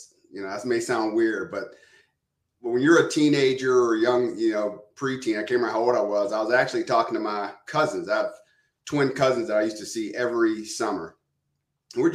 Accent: Johnstown, Pennsylvania, United States; also born or lived in Pittsburgh; actually grew up as a suburbanite outside of a city called Johnstown.

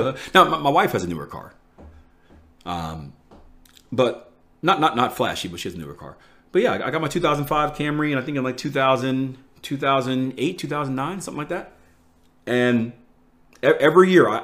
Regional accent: Philadelphia, Pennsylvania, United States; I'm from Philly, one of the most dangerous places in the US

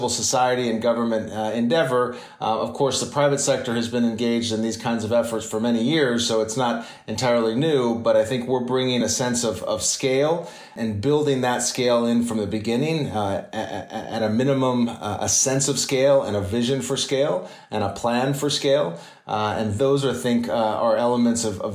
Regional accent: Tucson, Arizona, United States; moved away as an adult; also born or lived in Paraguay; I grew up in Tucson, Arizona, and of parents of Peace Corps staff.

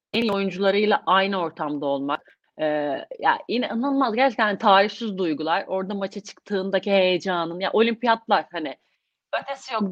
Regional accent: İzmir, Turkey; İzmirliyim, İzmir doğumluyum

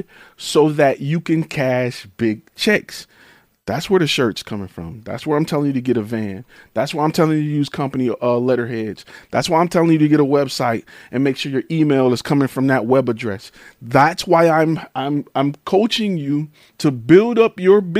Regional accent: Detroit, Michigan, United States; I'm from Detroit

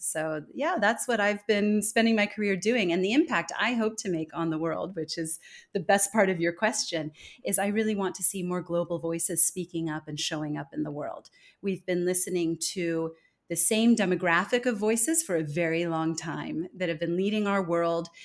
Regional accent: California, United States; moved away as an adult; also born or lived in Denmark; now in Singapore; I was born and raised in California, but I've spent the last twenty years living abroad

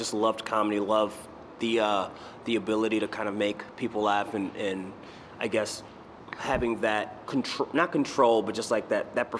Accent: New York City, New York, United States; also born or lived in Boston, Massachusetts; my mom moved back to New York with my grandmother and I was raised in Queens.

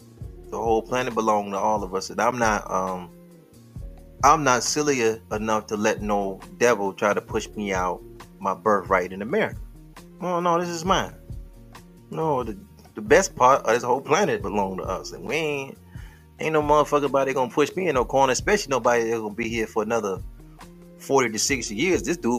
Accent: Detroit, Michigan, United States; he know I'm from Detroit, and that's some inner city shit.

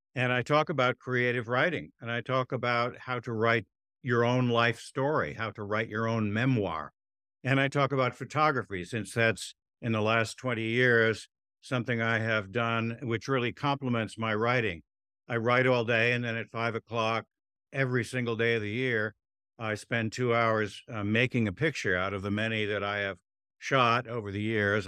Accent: Weston, Connecticut, United States; also born or lived in Stamford, Connecticut; Weston, Connecticut, which is right next to Westport, Connecticut

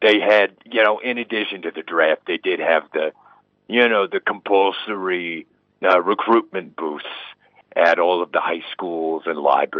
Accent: Brooklyn, New York, United States; as I said, I grew up in Carroll Gardens. It was just a very straightforward neighborhood.

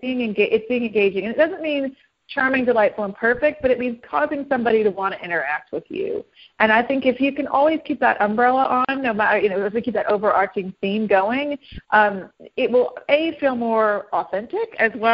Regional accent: the South, United States; I'm a Southerner. I'm from the South

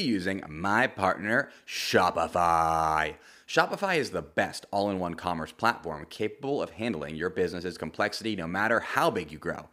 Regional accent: United States; I'm American

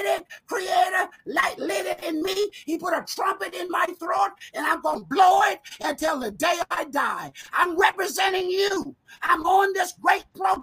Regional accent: South Carolina, United States; moved away as an adult; also born or lived in Rochester, New York; I was born on a plantation in South Carolina. It was so deep in South Carolina, it almost was the end of the world

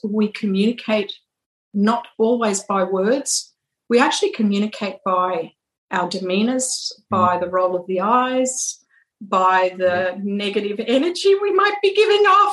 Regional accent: United Kingdom; now in United States; we're more British culture

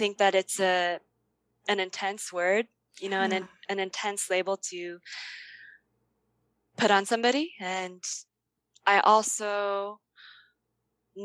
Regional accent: United States; I was born and grew up in the U.S.

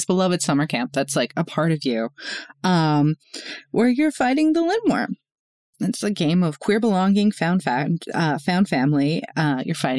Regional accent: Northeast, United States; I grew up in Northeast, like in the Northeast

